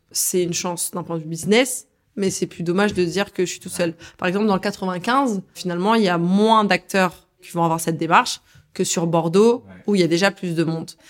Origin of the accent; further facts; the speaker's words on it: Algeria; Alors, je suis algérienne, forcément il y a un attachement avec l'Afrique.